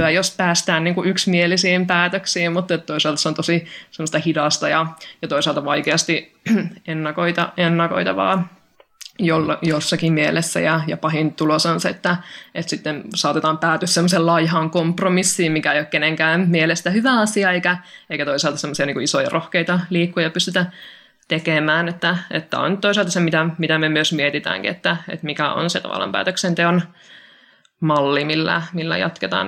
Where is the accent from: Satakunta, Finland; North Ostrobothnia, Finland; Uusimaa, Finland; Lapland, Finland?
North Ostrobothnia, Finland; Oulu; meillä Oulussa täällä insinöörikaupungissa